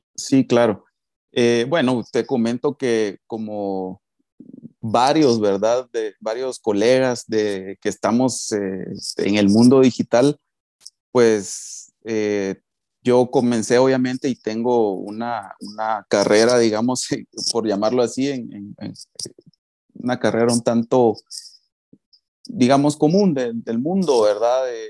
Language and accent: Spanish; Guatemala; soy de Guatemala.